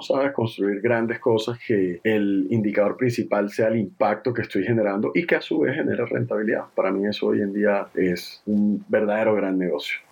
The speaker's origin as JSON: {"language": "Spanish", "town": "Barranquilla", "region": "Atlántico", "country": "Colombia", "tie": "born or raised there", "also_born_or_lived": "Cali", "said": "yo nací en Cali, más sin embargo, yo me considero barranquillero, yo soy barranquillero"}